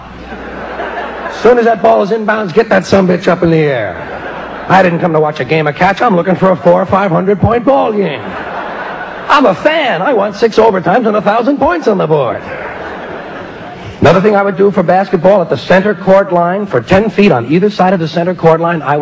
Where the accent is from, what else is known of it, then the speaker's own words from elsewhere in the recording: United States; I'm an American